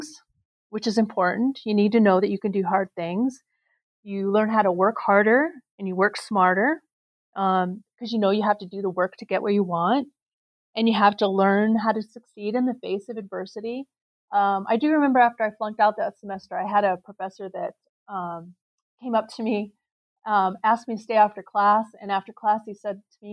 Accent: Rapid City, South Dakota, United States; now in Nevada, United States; I was born and raised in Rapid City, South Dakota

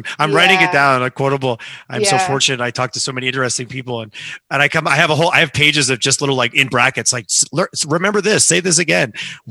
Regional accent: Montreal, Quebec, Canada; also born or lived in Alberta; I'm a Canadian first. I'm an Albertan, and I am definitely. I love Calgary. But I love Canada in general, and every city has its own unique flavor. Sometimes it's their hockey team. Yeah. I did grow up in Montreal

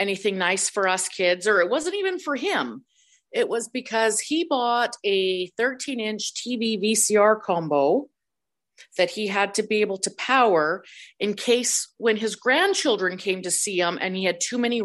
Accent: British Columbia, Canada; also born or lived in Cleardale, Alberta; I did grow up in the Peace Region the majority of my life

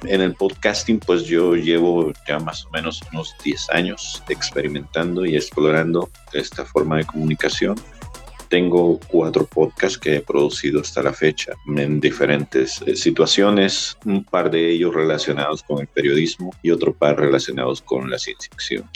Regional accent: El Salvador; also born or lived in US southern border near Ciudad Juárez; now in United States; yo soy un salvadoreño que está viviendo en la frontera sur de los Estados Unidos junto con la ciudad de Juárez, en Chihuahua, México

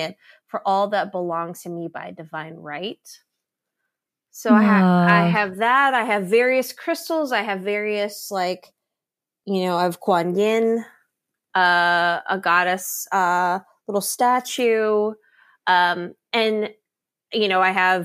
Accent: Laos; I'm from Laos. We believe in ghosts.

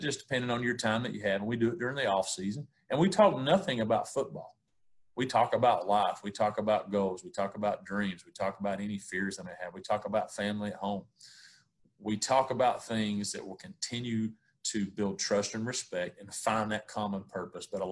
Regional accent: East Tennessee, United States; I grew up in East Tennessee on a farm with my grandparents

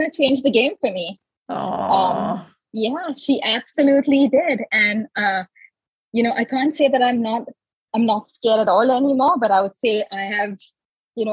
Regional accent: Mumbai, Maharashtra, India; moved away as an adult; now in United States; I come from Mumbai, India. I've grown up with spice

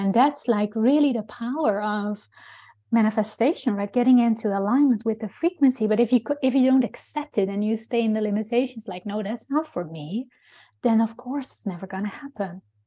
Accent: Netherlands; English is a second language; moved away; I'm originally from Holland

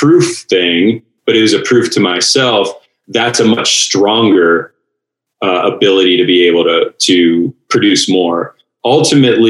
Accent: Pittsburgh, Pennsylvania, United States; moved away as an adult; I was a skinny little dork growing up in Pittsburgh.

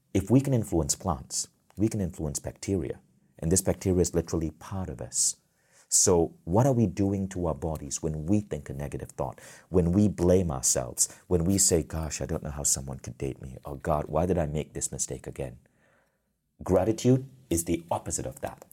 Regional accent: Malaysia; I grew up in Malaysia, a developing country

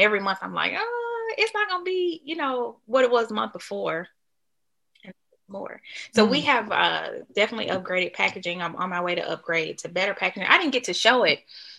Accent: Birmingham, Alabama, United States; I'm from Alabama, Birmingham, and we have these hot honey, hot lemon pepper wings. They don't have them here.

